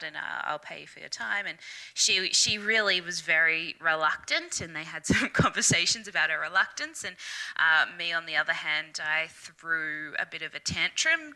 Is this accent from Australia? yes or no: yes; Brisbane, Queensland, Australia; I am Brisbane, Australia, born and bred